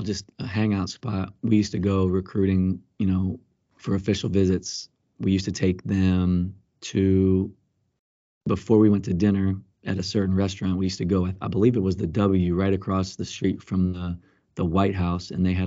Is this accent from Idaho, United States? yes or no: no; Pennsylvania, United States; also born or lived in Columbia; I was born in Pennsylvania, spent a lot of time growing up, and my dad wanted me to play baseball. I played it for a little bit, and then when we moved to Columbia, I got into basketball.